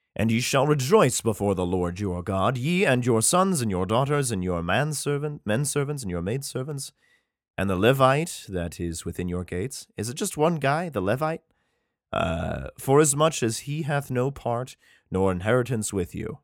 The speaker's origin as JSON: {"language": "English", "region": "Idaho", "country": "United States", "said": "my home state, Coeur d'Alene, Idaho."}